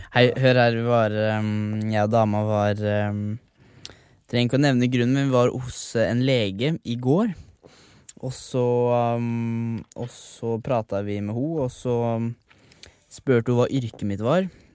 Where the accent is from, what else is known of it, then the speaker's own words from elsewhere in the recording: Sarpsborg, Østfold, Norway; moved away as an adult; now in Oslo, Norway; alle barndomsvennene mine, familien min, sånn mm. hjemme i Sarpsborg